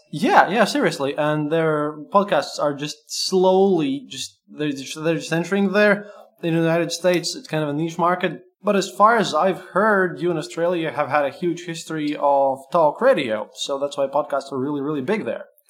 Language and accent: English; Latvia; English is a second language; I'm a Latvian